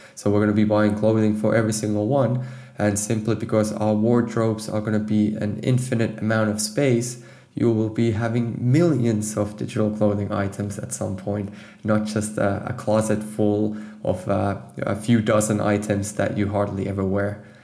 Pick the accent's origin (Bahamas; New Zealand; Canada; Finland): Finland; moved away as an adult; now in Amsterdam, Netherlands; I'm actually from Finland